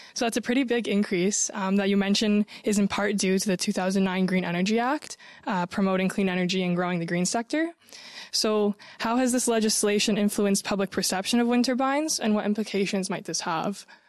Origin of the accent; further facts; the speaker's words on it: Windsor, Ontario, Canada; I'm from Windsor, Essex